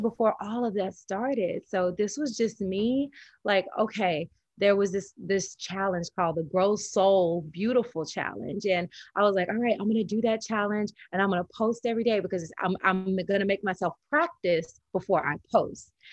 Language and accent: English; the South, United States; I'm from the South, so Southern Baptist Christian